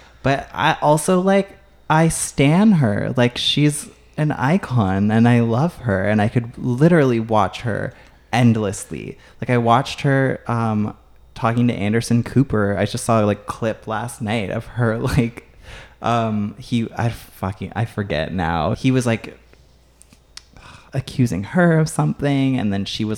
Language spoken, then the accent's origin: English; Canada; as a Canadian